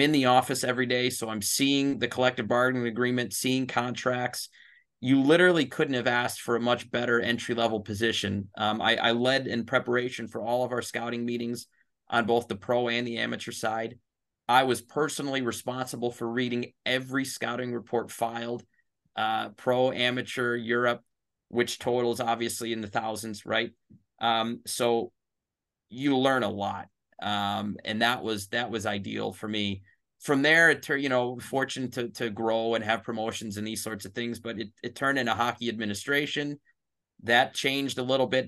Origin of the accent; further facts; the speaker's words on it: Chicago, Illinois, United States; my hometown